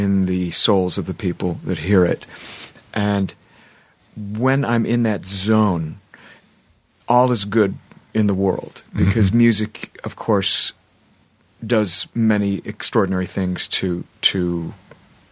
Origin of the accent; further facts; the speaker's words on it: Columbus, Ohio, United States; moved away as an adult; now in Los Angeles, United States; Columbus, Ohio, my hometown